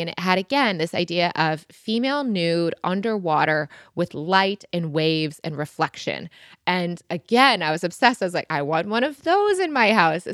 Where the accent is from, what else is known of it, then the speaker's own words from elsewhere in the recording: Michigan, United States; now in London, United Kingdom; I grew up on boats in Michigan